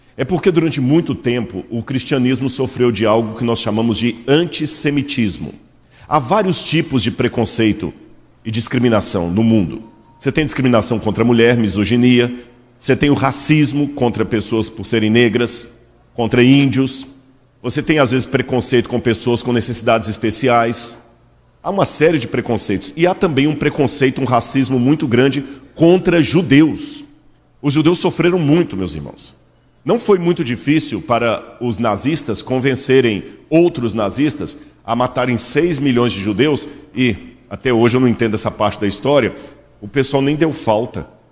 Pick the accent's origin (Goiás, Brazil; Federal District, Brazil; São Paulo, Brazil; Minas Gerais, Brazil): Minas Gerais, Brazil; Belo Horizonte; Eu sou mineiro de Belo Horizonte